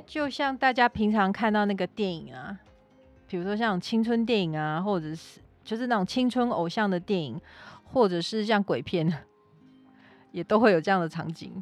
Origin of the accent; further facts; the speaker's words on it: Taiwan; 其实我们台湾人很多都长这样子